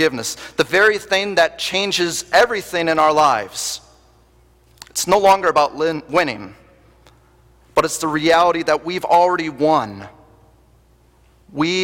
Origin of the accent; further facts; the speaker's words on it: Wisconsin, United States; moved away; being born and raised in Wisconsin